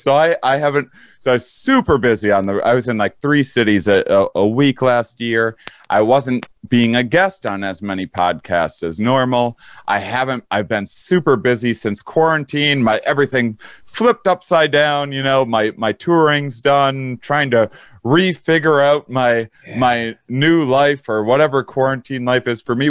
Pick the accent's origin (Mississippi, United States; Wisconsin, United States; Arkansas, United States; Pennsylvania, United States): Wisconsin, United States; moved away; I'm in Wisconsin. I came home when everything hit the fan. I came to my hometown